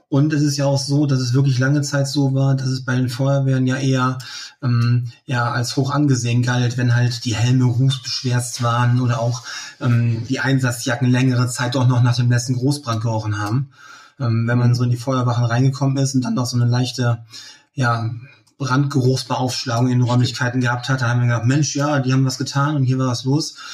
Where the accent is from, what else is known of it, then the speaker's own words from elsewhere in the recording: Leer, Lower Saxony, Germany; Ich komme ähm, aus dem Landkreis Leer, aus der Stadt Leer, aus Friesland.